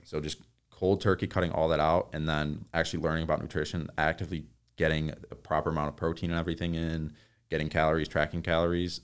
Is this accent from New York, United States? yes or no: yes; New York, United States; now in Woodland Hills, United States; I'm from New York